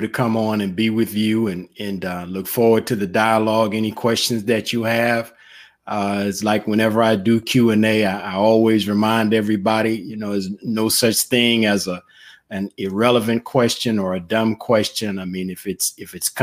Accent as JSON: {"language": "English", "region": "Mississippi", "country": "United States", "tie": "born or raised there", "moved": "yes", "lives_now": "Memphis, United States", "said": "I grew up in the Baptist church, actually down deeper in the South, in Mississippi"}